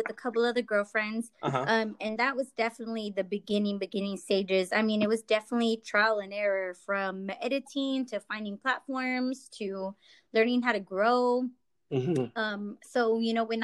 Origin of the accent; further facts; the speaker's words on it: Texas, United States; moved away as an adult; also born or lived in Boston / California / Chicago; I'm from Texas